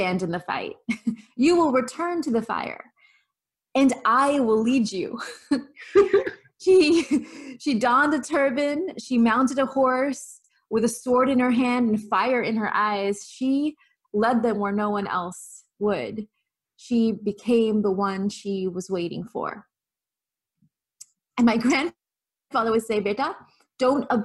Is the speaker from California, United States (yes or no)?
yes; the farmlands of California, United States; As a little girl growing up in the farmlands of California, predominantly white, predominantly Christian